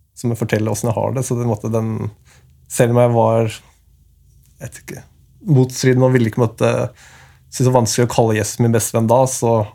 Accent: Asker, Akershus, Norway; Jeg kommer fra Norge. Mm. Asker, som er rett ved Oslo

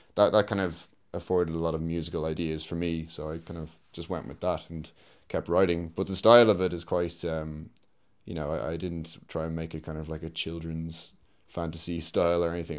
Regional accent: Dublin, Leinster, Ireland; I'm a composer from Dublin

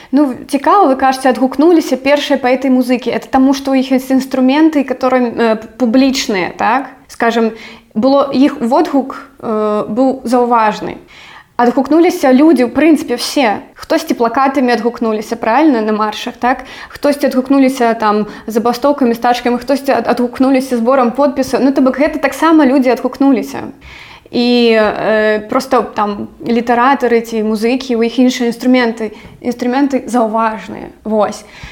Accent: Belarus; Belarusian is a second language; moved away; я завжды ведала што я беларуска

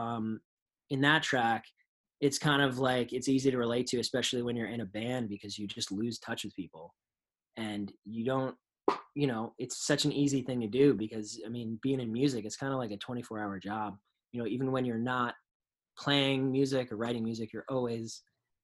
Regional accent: New York and Long Island, United States; growing up in New York and Long Island

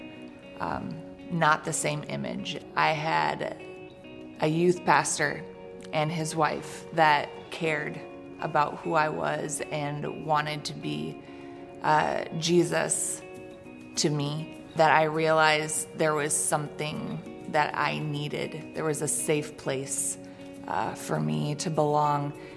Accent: Eau Claire, Wisconsin, United States; I grew up in Eau Claire, Wisconsin.

